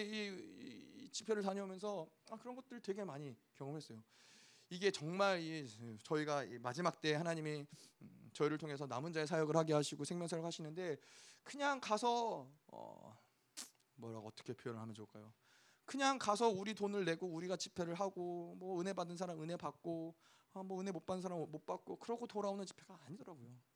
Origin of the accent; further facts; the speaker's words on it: South Korea; 우리가 어, 한국에서 왔으니까